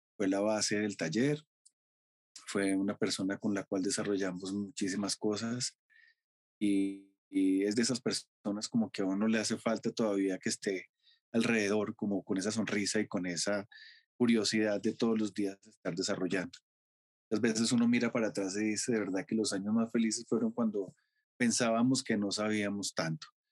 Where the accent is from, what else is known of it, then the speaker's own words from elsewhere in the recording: Colombia; moved away as an adult; also born or lived in France; podía estar en mi país